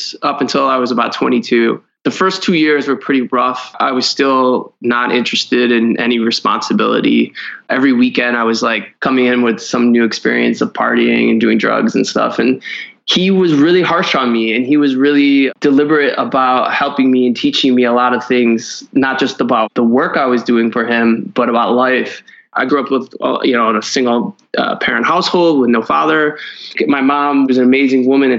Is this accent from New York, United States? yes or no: no; Cleveland, Ohio, United States; I grew up in Cleveland, Ohio.